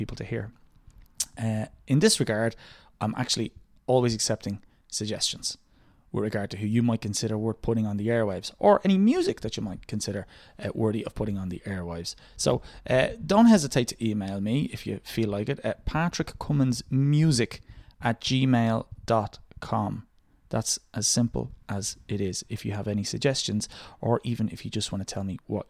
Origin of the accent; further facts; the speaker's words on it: Dublin, Leinster, Ireland; I'm from Drimna in the south of Dublin City